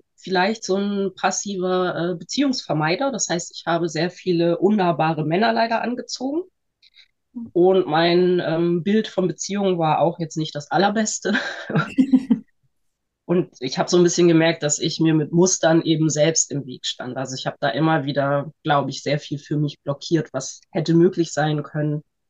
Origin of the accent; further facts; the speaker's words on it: Northern Germany, Germany; ich bin 41 und ich bin ähm, aus Norddeutschland und Heilmittelerbringerin.